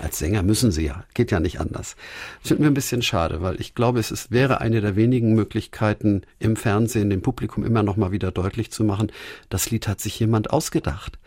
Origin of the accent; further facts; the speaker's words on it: Hamburg, Germany; Der Stadtteil, in dem wir aufgewachsen sind, die Jahresstadt in Hamburg-Winterhude, war ungefähr zur Hälfte zerbombt